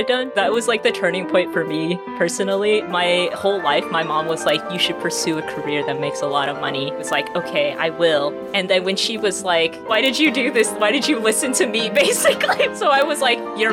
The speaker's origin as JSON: {"language": "English", "region": "California", "country": "United States", "tie": "born or raised there", "first_language": "English", "moved": "as an adult", "lives_now": "Atlanta, United States", "said": "I grew up in California, but I currently live in Georgia, Atlanta, Georgia"}